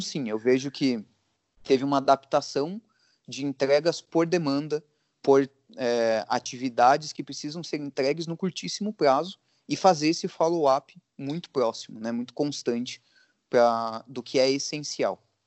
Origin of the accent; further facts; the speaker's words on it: Brazil; a gente é brasileiro